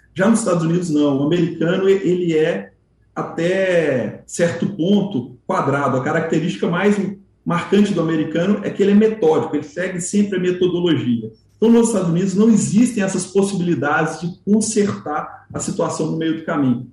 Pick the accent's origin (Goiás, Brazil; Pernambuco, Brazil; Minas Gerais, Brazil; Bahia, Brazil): Minas Gerais, Brazil; como um bom mineiro